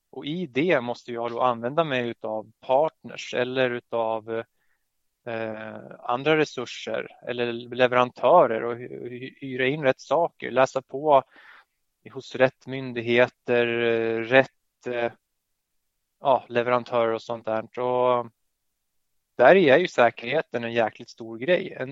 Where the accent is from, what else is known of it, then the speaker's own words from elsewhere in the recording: Södertälje, Stockholm County, Sweden; som man hör på mitt efternamn så har jag polska föräldrar. Och född och hör hemma i Södertälje